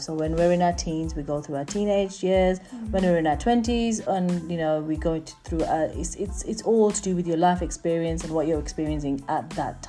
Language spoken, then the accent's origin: English; England, United Kingdom; We live in England. We're born and bred in England, so we are British.